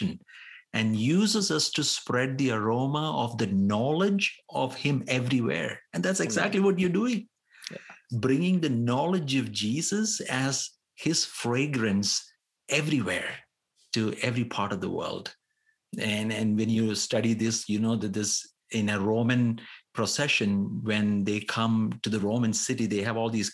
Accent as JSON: {"language": "English", "country": "India", "said": "as an Indian"}